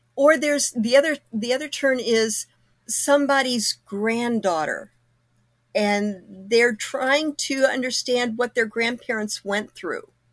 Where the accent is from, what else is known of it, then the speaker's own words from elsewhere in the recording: Kokomo, Indiana, United States; moved away; my hometown we moved away from Kokomo in nineteen seventy-two.